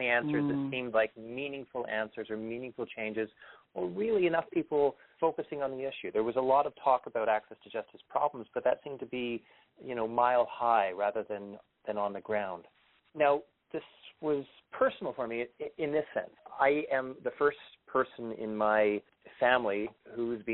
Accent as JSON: {"language": "English", "town": "Toronto", "region": "Ontario", "country": "Canada", "also_born_or_lived": "British Columbia", "moved": "as an adult", "said": "I'm originally from Toronto."}